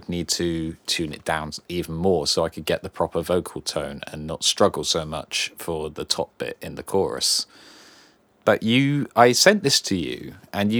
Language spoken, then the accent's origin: English; Cornwall, South West England, United Kingdom; we're both Cornish